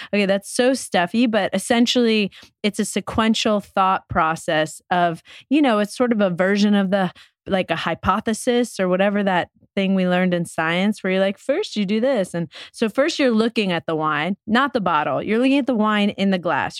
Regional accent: New York, United States; growing up in New York

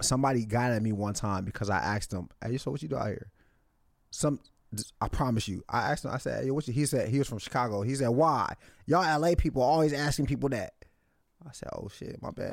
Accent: Nigeria; I'm Nigerian

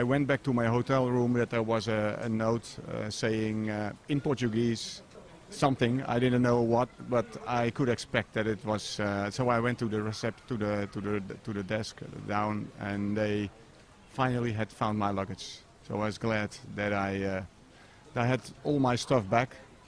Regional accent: Netherlands; my home country is the Netherlands

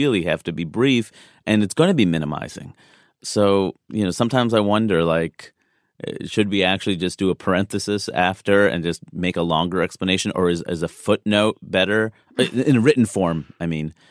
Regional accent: East Coast, United States; I'm from the East Coast

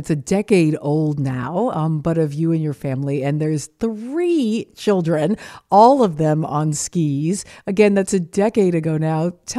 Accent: Southeast, United States; me growing up in the Southeast, I did not.

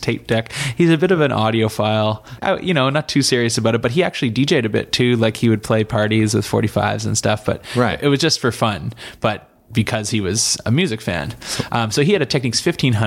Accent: Bedford, Nova Scotia, Canada; Come from a smaller town, still not the big town, even out there. I'm from Bedford, Nova Scotia, 20 minutes outside

